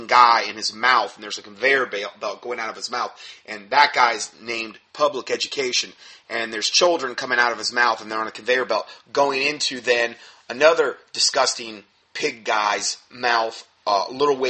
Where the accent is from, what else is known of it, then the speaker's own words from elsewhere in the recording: Florida, United States; where I grew up in Florida